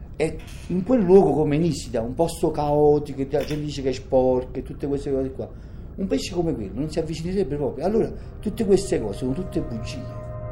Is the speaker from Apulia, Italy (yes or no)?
no; Naples, Campania, Italy; Io per esempio sono di Napoli